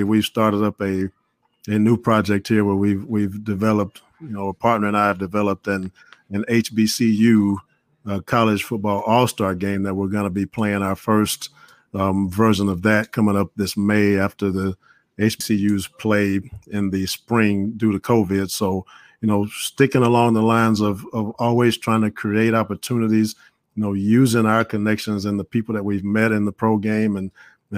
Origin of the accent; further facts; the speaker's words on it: Mobile, Alabama, United States; I'm originally from Mobile, Alabama